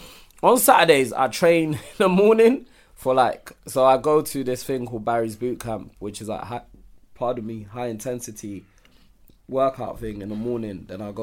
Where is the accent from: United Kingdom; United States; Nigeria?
Nigeria; growing up in Nigeria, like the women always work.